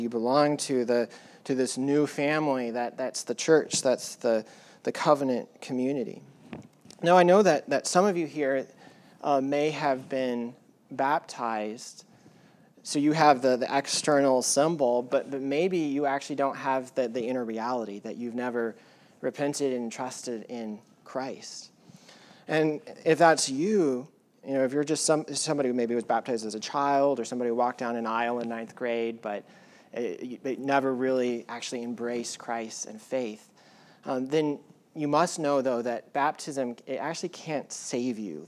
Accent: United States; he's white, he's a male, he's an American, he's a pastor

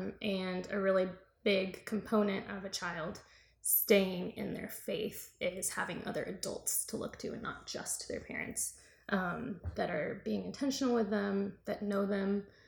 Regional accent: the South, United States; we are both from the South.

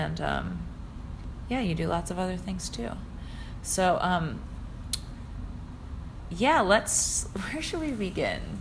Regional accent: North Carolina, United States; now in Greenville, United States; I'm from North Carolina.

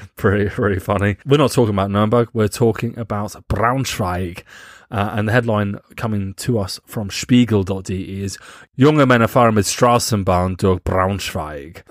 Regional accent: England, United Kingdom; we're from England

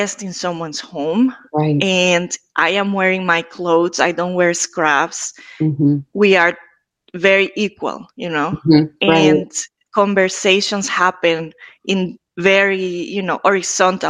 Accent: Ecuador; now in Boston, United States; I am from Ecuador

